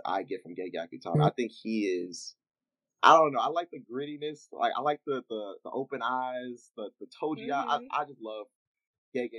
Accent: Memphis, Tennessee, United States; my hometown, Memphis

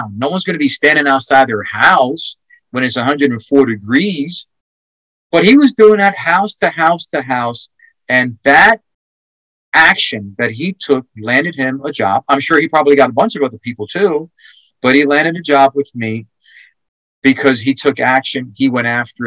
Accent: New York, United States; now in Texas, United States; I'm from New York

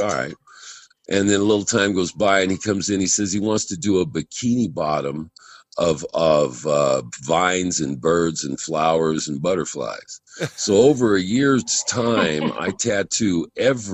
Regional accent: California, United States; moved away as an adult; also born or lived in Hawaii; I'm from California, but I was out in Hawaii for about 10 years.

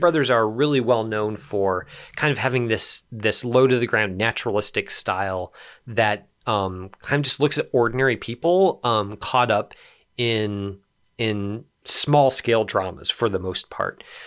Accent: Los Alamos, New Mexico, United States; I grew up in Los Alamos.

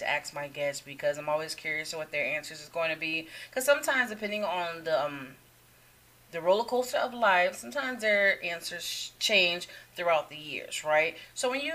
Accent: Connecticut, United States; moved away; I'm originally from Connecticut.

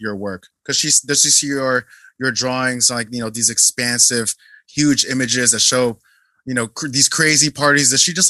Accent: Philippines; And also, I'm Filipino and you're South Korean, but I think there's a very uniquely Asian approach to excellence.

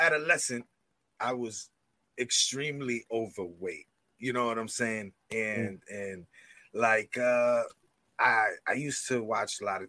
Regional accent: Springfield, Massachusetts, United States; Springfield, Massachusetts

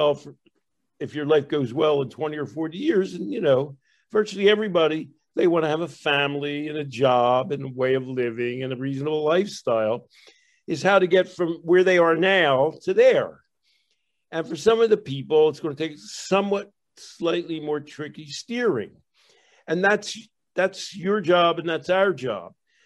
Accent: Philadelphia, Pennsylvania, United States; I grew up in Philadelphia

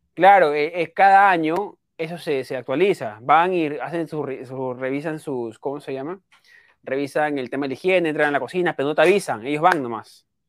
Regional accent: Peru; yo soy peruano

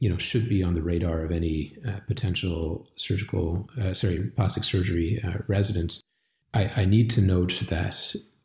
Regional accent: Montreal, Quebec, Canada; moved away as an adult; now in Calgary, Canada; I come from Montreal

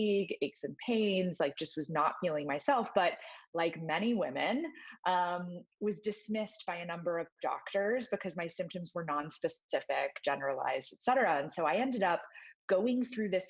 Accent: Texas, United States; I grew up in Texas

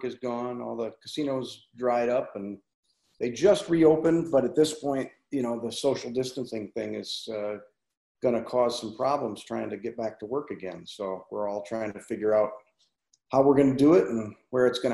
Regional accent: Las Vegas, Nevada, United States; also born or lived in Los Angeles; My dad moved here when I was a baby, and I grew up in Vegas.

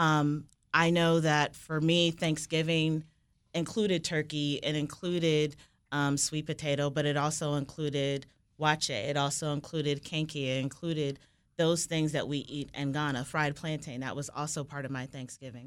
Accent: Fairfax County, Virginia, United States; also born or lived in Washington, D.C.; I was born here in D C. I grew up in the Mount Vernon community of southeastern Fairfax County

